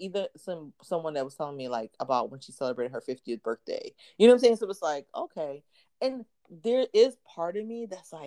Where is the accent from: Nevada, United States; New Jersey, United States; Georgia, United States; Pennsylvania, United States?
Pennsylvania, United States; outside of Philly; now in the South, United States; I grew up outside of Philly